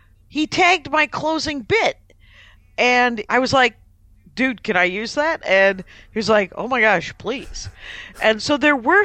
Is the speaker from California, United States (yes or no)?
no; Wisconsin, United States; now in Los Angeles, United States; I live in Los Angeles. I'm from Wisconsin